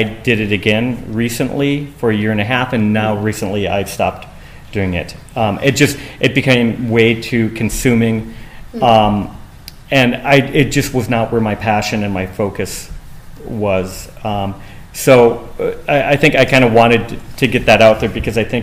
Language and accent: English; Los Angeles, California, United States; I'm from Los Angeles